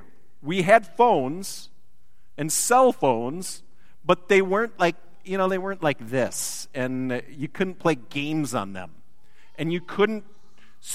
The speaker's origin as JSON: {"language": "English", "region": "Wisconsin", "country": "United States", "moved": "yes", "said": "I come originally from a land of bounteous cheese and dairy"}